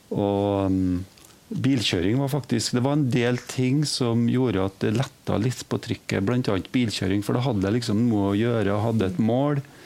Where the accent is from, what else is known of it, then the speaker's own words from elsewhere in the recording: Trondheim, Trøndelag, Norway; moved away; jeg er fra Trondheim